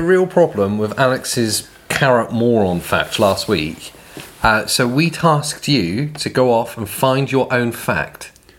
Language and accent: English; Farnworth, North West England, United Kingdom; Where I grew up in near Famworth